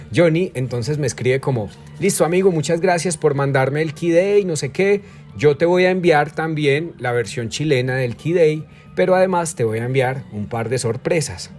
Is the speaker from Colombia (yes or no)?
yes; Colombia; also born or lived in Armenia, Quindío; yo soy colombiano, pues vivo en Colombia. Recuerden que estoy en Armenia, Quindío, Colombia.